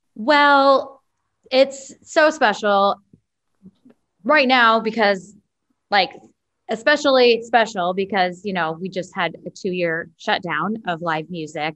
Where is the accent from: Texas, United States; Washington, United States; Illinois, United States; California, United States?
Illinois, United States; Chicago area; moved away as an adult; now in Nashville, United States; I'm from Illinois, like grew up in Chicago or outside of Chicago.